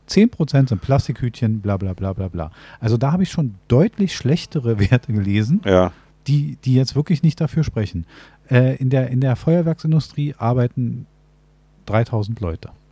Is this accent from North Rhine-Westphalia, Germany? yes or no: no; Berlin, Germany; wir leben in einer Großstadt, also wir als Berliner